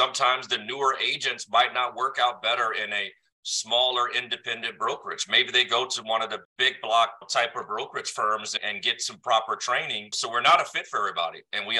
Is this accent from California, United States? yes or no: yes; San Diego, California, United States; I'm from San Diego.